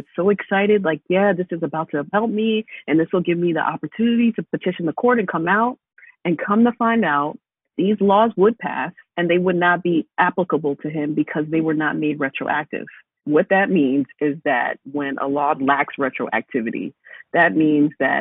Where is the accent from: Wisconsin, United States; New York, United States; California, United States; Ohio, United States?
New York, United States; I'm from New York, but my father is in federal prison